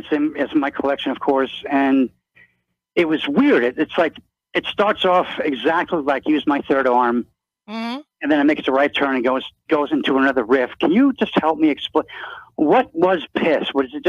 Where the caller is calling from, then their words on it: Virginia, United States; from Virginia.